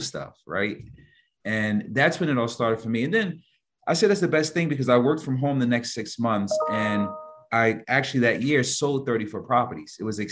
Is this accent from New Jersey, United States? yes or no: yes; Newark, New Jersey, United States; I'm from Newark, New Jersey, which you're familiar where the airport is at, one of the major hubs. But it's when I grew up in the 80s, it was a bad area